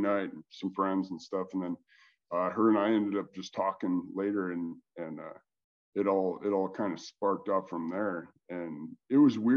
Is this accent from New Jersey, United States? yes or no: no; Montana, United States; moved away; I'm from Montana